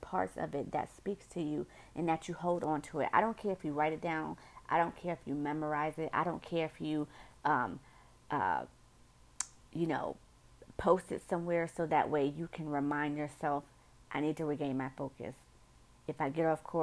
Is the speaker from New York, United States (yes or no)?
yes; New York City, New York, United States; accent: northerner; I'm from New York City. And, you know, us northerners, you know, we say things different